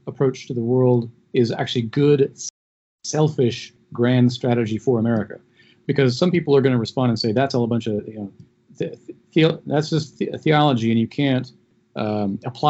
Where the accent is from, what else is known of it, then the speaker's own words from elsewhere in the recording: United States; as an American